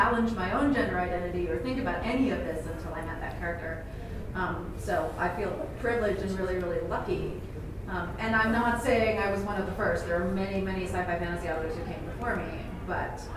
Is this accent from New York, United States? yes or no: no; San Francisco, California, United States; also born or lived in United Kingdom; I grew up in San Francisco and I'm queer